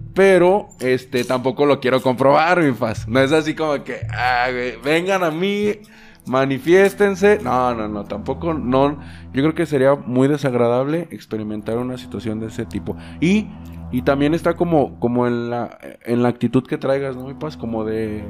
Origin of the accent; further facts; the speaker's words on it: Mexico; nuestros orígenes como mexicanos